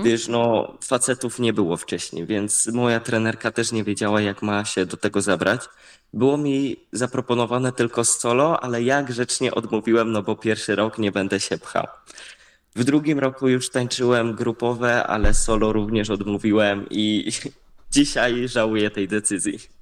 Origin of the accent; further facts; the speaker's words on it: Kościan, Greater Poland, Poland; trenowałem w, u siebie w Kościanie